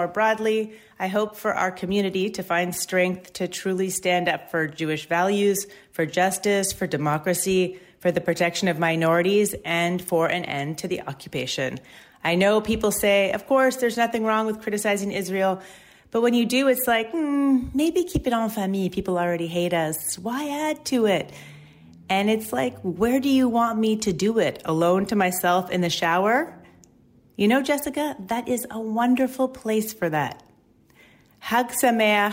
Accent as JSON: {"language": "English", "town": "Montreal", "region": "Quebec", "country": "Canada", "moved": "yes", "lives_now": "New York, United States", "said": "I'm a comedian from Montreal, now living in New York"}